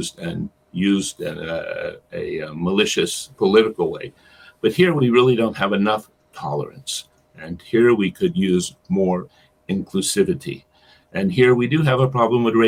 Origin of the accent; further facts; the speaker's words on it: United States; now in Israel; as an American living overseas